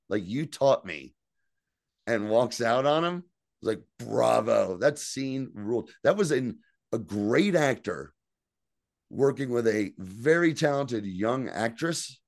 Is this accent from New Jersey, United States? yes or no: yes; New Jersey, United States; accent: Jersey; It's all guys like me, all guys with Jersey accents.